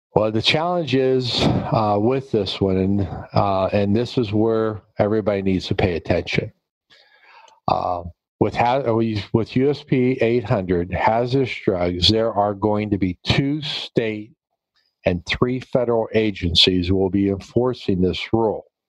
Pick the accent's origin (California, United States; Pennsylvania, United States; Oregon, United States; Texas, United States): Pennsylvania, United States; here in my home state in Pennsylvania